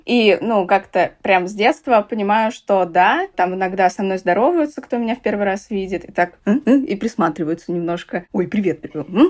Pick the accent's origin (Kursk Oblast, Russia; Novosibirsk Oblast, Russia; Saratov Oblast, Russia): Saratov Oblast, Russia; Saratov; я из Саратова